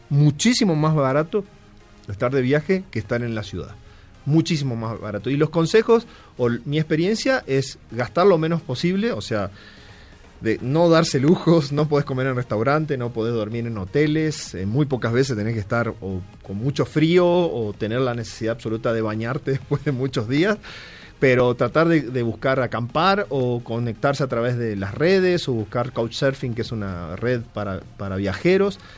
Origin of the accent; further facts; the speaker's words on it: Argentina; moved away as an adult; Eh, y yo me vine rodando de Argentina en el año 2009, te digo, fin del 2009.